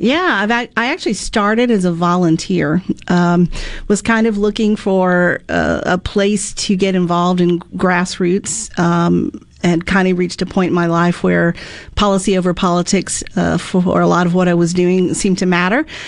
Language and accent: English; Mississippi, United States; also born or lived in Florida; back in Mississippi, my home state